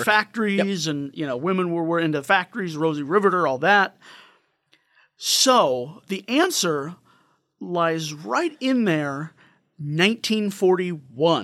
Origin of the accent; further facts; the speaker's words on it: St. Louis, Missouri, United States; I'm from St. Louis area